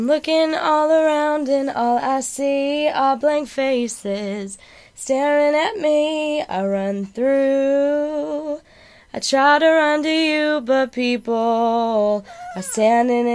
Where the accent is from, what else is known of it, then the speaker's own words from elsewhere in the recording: Rockport, Texas, United States; now in San Diego, United States; I'm from Rockport, Texas